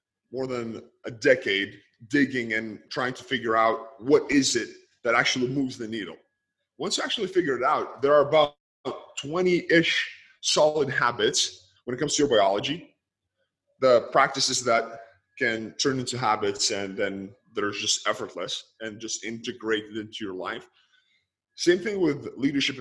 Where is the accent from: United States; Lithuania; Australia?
Lithuania; born or raised there